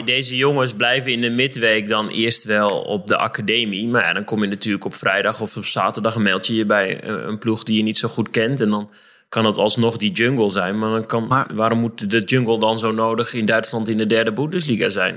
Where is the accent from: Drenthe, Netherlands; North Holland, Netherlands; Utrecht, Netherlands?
Drenthe, Netherlands; Barger-Compascuum; als speler van HVC uit de nietige Barger Compascum in Drenthe